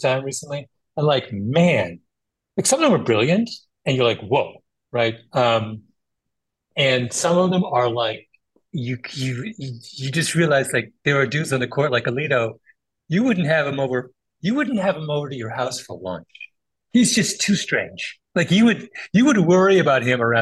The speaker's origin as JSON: {"language": "English", "country": "Canada", "also_born_or_lived": "Jamaica", "said": "I'm a Canadian, Jamaican"}